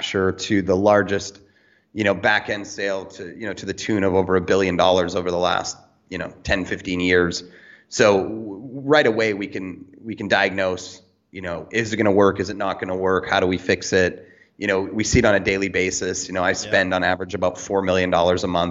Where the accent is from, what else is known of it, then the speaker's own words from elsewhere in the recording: Canada; now in Cayman Islands; I do not live in America. I live in the Cayman Islands, but I'm originally from Canada